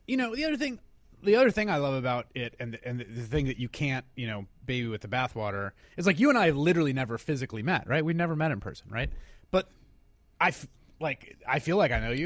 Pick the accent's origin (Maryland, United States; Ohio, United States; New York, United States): New York, United States; New York City; I was born and raised in New Yo-, in New York, in the Bronx